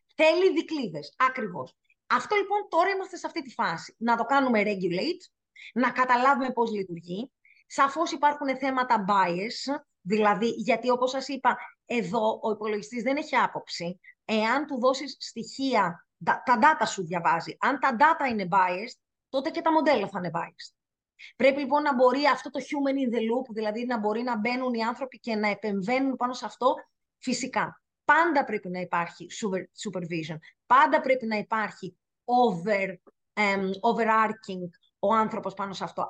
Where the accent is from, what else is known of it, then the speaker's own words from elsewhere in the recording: Greece; εγώ είμαι Ελληνίδα και το τιμώ και αγαπώ πάρα πολύ τη χώρα μας